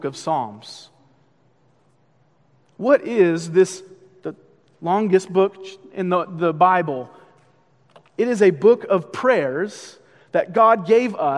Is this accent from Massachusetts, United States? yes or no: yes; Boston, Massachusetts, United States; I'm from Boston